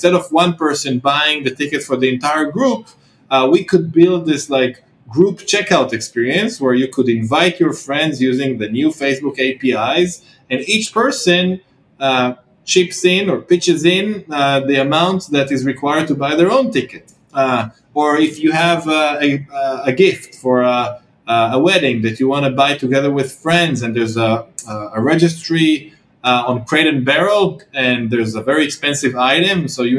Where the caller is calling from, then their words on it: Tel Aviv, Tel Aviv District, Israel; I'm calling in from Tel Aviv, Israel